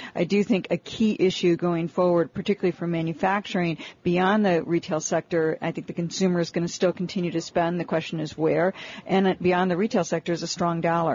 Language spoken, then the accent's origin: English; Detroit, Michigan, United States; I'm from Detroit. I used to be an auto analyst. I grew up in the auto industry. It's like you know, oil in my blood. So you can take the girl out of Detroit. You can't take the Detroit out of the girl.